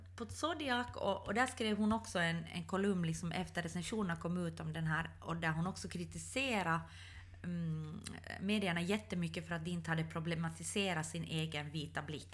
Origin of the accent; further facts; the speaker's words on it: Ostrobothnia, Finland; jag är uppvuxen i Österbotten.